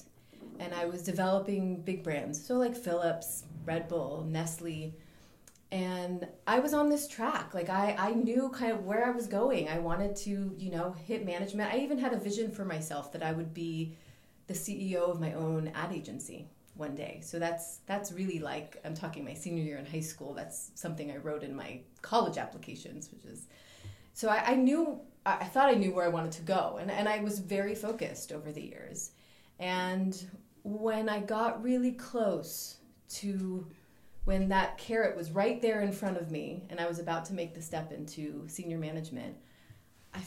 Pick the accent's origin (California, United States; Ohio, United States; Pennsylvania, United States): California, United States; Los Angeles; moved away as an adult; now in Amsterdam, Netherlands; I was born and raised in Los Angeles